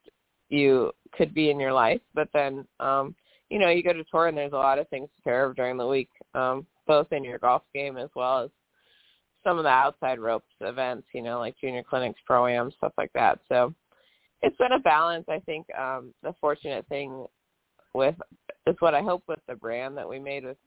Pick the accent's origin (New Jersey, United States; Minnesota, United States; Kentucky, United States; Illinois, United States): Minnesota, United States; growing up in Minnesota, like high school golf was really important